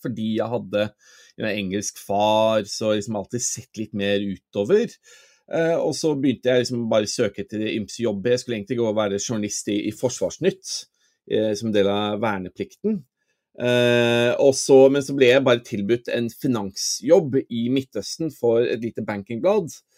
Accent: Norway; moved away as an adult; now in London, United Kingdom; jeg vokste opp her i Norge, men faren min er jo engelsk.

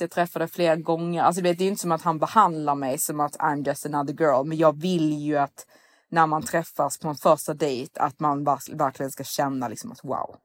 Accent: Sweden; som svensk

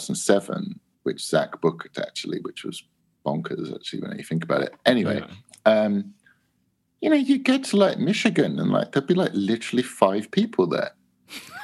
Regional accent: England, United Kingdom; we're from England

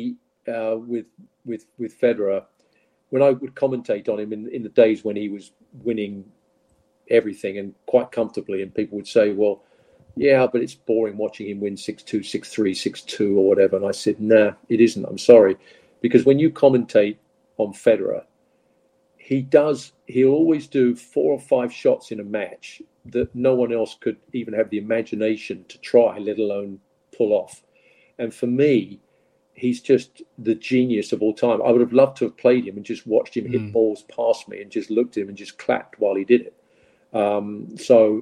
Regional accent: Leigh-on-Sea, East of England, United Kingdom; moved away as an adult; now in United States; I'm from Leon C near Southend

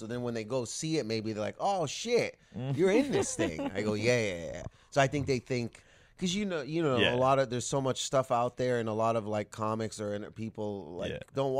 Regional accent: Canada; it was such a cool thing to be a part of, especially being Canadian.

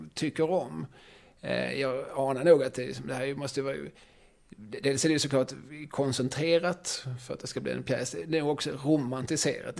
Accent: Eslöv, Skåne, Sweden; moved away as an adult; also born or lived in Lund; now in Malmö, Sweden; när jag växte upp i Eslöv

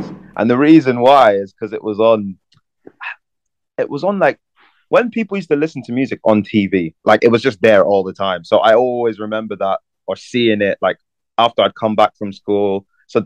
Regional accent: Belfast, Northern Ireland, United Kingdom; also born or lived in London; I grew up in London until I was 10, and then I moved to Belfast. So I'd say I really grew up in Belfast.

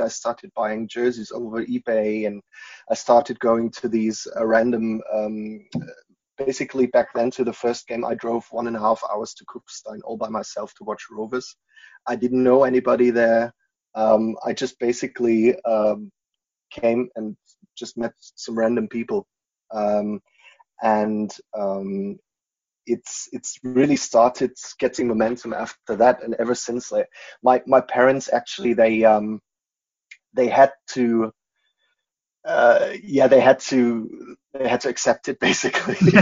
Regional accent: Munich, Bavaria, Germany; English is a second language; also born or lived in United States; I'm born and bred Bavarian

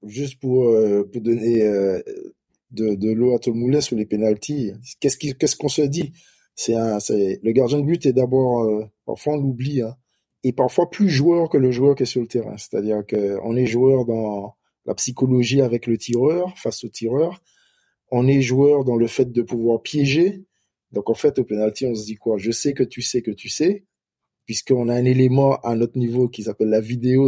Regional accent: Martinique; moved away; also born or lived in Metropolitan France; on est des Antillais

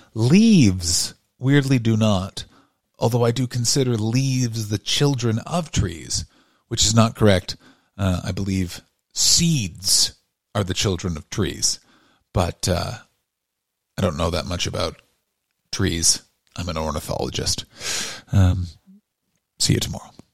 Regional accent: Canada; now in Los Angeles, United States; I grew up in Canada

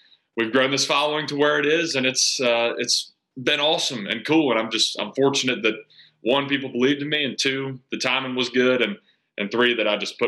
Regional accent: Winston-Salem, North Carolina, United States; I grew up in Winston-Salem, North Carolina, lived here my whole life.

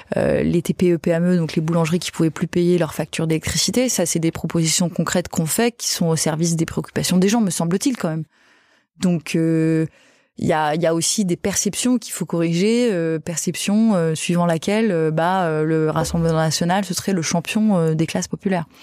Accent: Nîmes, Occitania, France; je viens de Nîmes

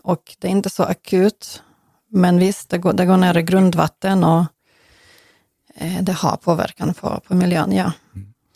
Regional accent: Western Ukraine, Ukraine; Swedish is a second language; now in Sweden; från västra Ukraina, från samma län där jag kommer ifrån

